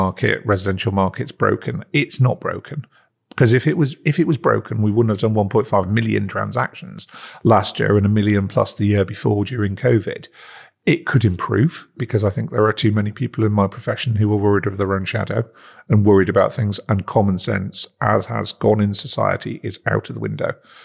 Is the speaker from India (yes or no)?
no; Prudhoe, North East England, United Kingdom; I was brought up in Northumberland in a small town called Prudder, which is about 10 miles outside of Newcastle.